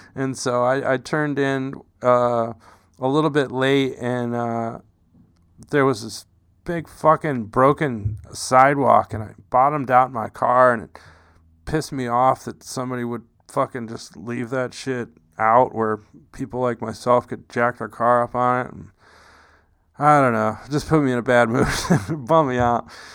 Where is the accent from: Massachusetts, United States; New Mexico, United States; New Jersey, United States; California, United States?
New Mexico, United States; I'm from New Mexico